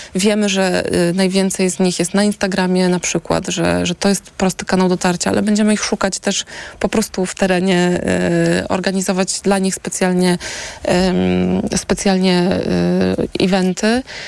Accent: Warsaw, Masovian Voivodeship, Poland; jestem warszawianką.

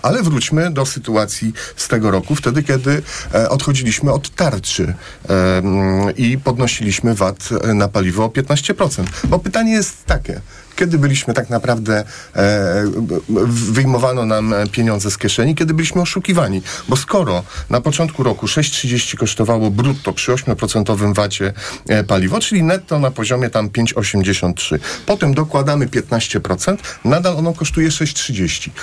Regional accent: Płock, Masovian Voivodeship, Poland; Ja jestem z Płocka, mam kolegów, którzy pracują w Orlenie

